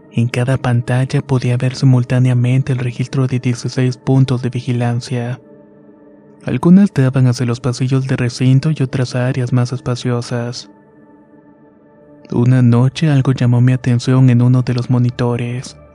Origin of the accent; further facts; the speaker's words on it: Ciudad Juárez, Chihuahua, Mexico; soy oriundo de Ciudad Juárez. Nací y crecí allí y es donde vivo actualmente.